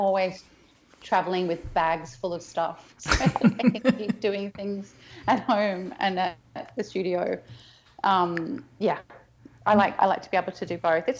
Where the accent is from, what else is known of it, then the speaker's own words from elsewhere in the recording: Berlin, Germany; I'm Berliner.